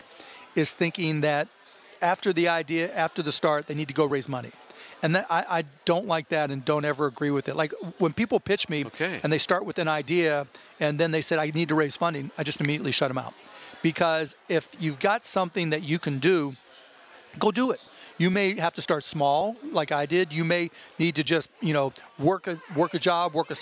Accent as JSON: {"language": "English", "town": "Pittsburgh", "region": "Pennsylvania", "country": "United States", "tie": "born or raised there", "moved": "yes", "lives_now": "Texas, United States", "said": "living in Texas, growing up in Pittsburgh, Pennsylvania"}